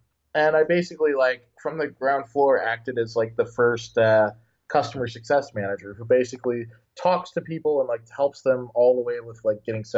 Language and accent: English; Illinois, United States; moved away as an adult; now in San Francisco, United States; I'm from the American Midwest. I grew up in Illinois, and I've been there for most of my life